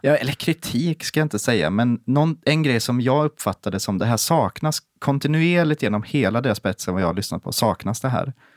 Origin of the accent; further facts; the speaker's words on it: Sweden; som svensk